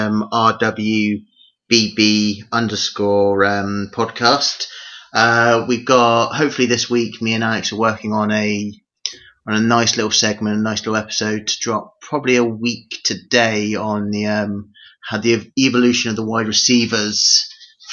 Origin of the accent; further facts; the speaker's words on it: United Kingdom; being British